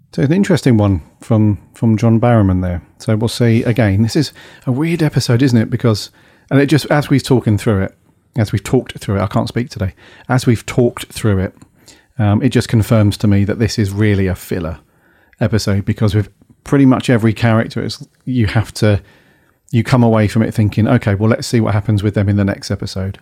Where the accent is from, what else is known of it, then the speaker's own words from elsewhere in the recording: Wales, United Kingdom; my bit of Welsh pride